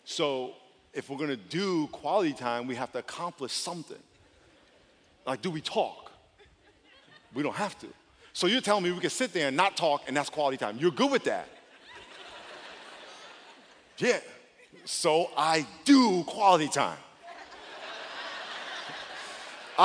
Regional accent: East Coast, United States; moved away; I grew up on the East Coast

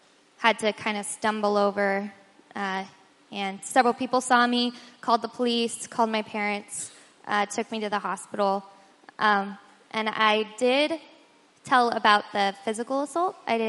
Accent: Colorado, United States; now in San Diego, United States; I grew up in Colorado.

